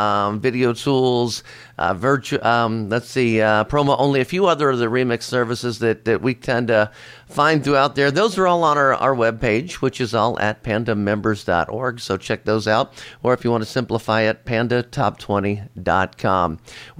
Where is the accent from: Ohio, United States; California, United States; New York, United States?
Ohio, United States; Cincinnati; from Cincinnati, Ohio.